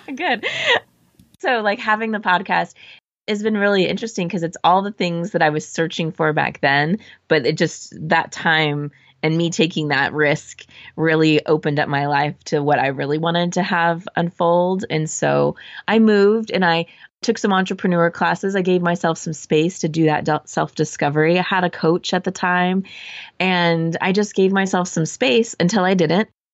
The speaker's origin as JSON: {"language": "English", "region": "Southern California", "country": "United States", "also_born_or_lived": "Arizona / San Francisco", "moved": "as an adult", "said": "I'm from Southern California, so I lived in Arizona for school."}